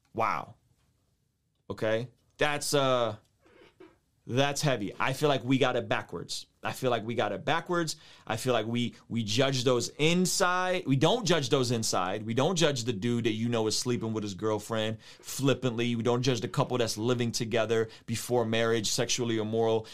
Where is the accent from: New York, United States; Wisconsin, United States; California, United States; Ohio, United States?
California, United States; San Diego; When I was a kid, I grew up in San Diego, a, a neighborhood called Normal Heights